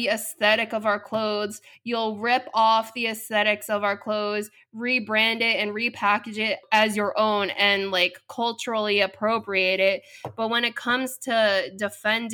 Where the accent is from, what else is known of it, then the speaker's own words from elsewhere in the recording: United States; first language English; I was born and raised in America, and the first and only language that I fluently speak is English.